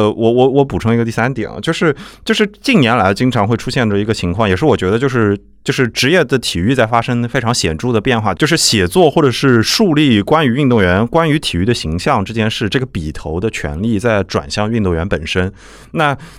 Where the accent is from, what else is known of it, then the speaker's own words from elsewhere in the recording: Nanjing, Jiangsu, China; 因为我是南京人